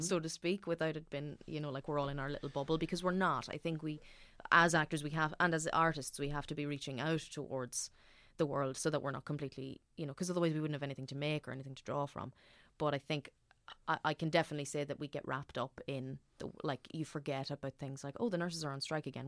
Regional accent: Dundalk, Leinster, Ireland; I'm from Dundalk

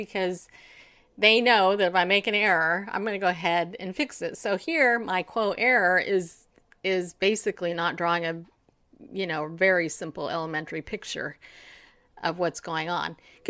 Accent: California, United States; I grew up in California. I spent more of my life in California than anywhere.

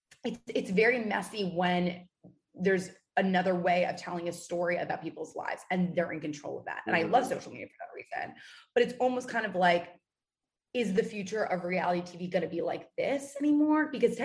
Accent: New York City, New York, United States; We're both from New York City.

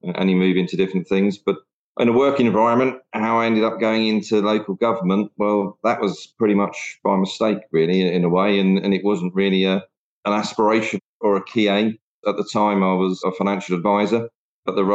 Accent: Hertfordshire, East of England, United Kingdom; also born or lived in London / Enfield / Zambia; relocated to Hertfordshire, where I spent most of my sort of childhood before then going on to university

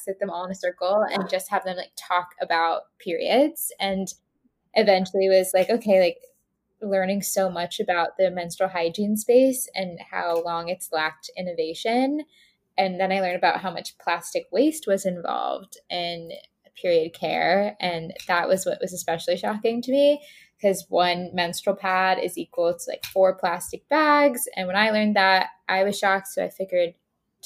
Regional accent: Tampa, Florida, United States; moved away as an adult; now in Boston, United States; So I grew up in Tampa, Florida, but I went to college in Boston

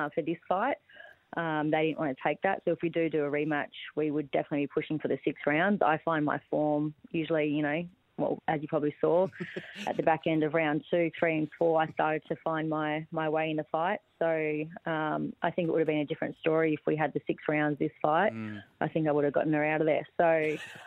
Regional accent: Badgingarra, Western Australia, Australia; also born or lived in Sydney; now in Townsville, Australia; I'm from Western Australia, a small town called Badgingarra. So I was born and raised on a farm

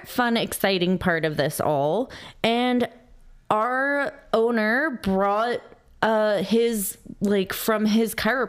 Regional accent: Southern California, United States; accent: Southern California; I'm from Southern California.

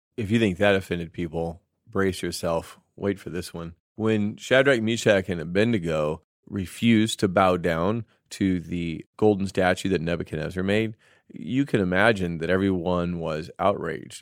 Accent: United States; we are also Americans

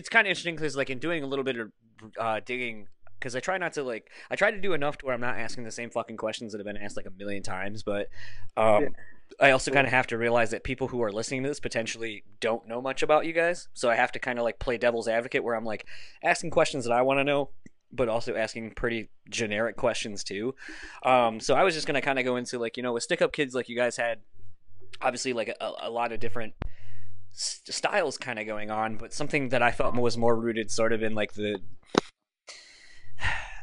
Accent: East Coast, United States; moved away; I'm from the East Coast initially myself

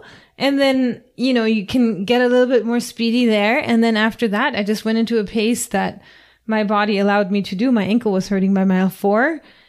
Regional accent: Florida, United States; we come from Florida and it's flat here.

